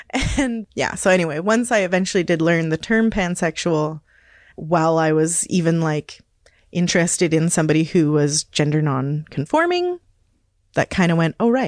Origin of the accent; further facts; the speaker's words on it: Hazleton, Pennsylvania, United States; I was raised in Hazleton and didn't identify as any way other than maybe as a tomboy.